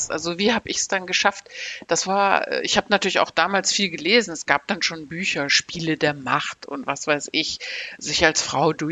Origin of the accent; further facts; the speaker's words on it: Aachen, North Rhine-Westphalia, Germany; born there; Ich bin in Aachen geboren und das Motto der Stadt Aachen in den 70er Jahren, wo ich geboren wurde, war sprudelnde Vielfalt.